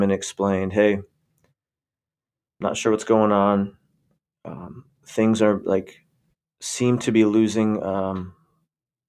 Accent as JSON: {"language": "English", "town": "Warren Center", "region": "Pennsylvania", "country": "United States", "tie": "born or raised there", "said": "moved back to my hometown, bought a house a few years later."}